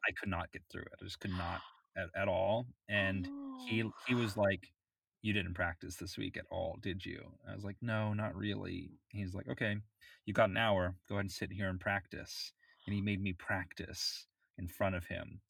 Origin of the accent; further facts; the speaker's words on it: Florida, United States; I grew up in Florida